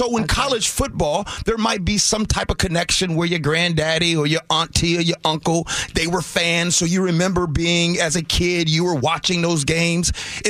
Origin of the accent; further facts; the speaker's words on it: Chicago, Illinois, United States; now in Seattle, United States; I'm from Chicago, Illinois